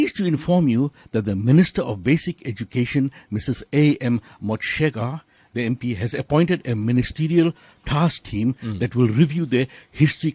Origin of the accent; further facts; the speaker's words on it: South Africa; we are South African, integral South Africans, full-blooded South Africans, but of indenture